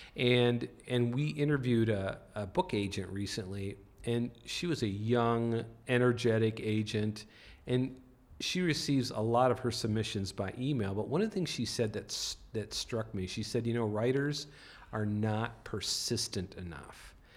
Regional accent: North Dakota, United States; moved away; I grew up in North Dakota

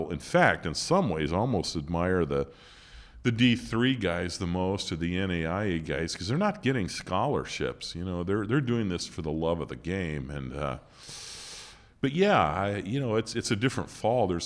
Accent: Montana, United States; I think that goes back to growing up in Montana

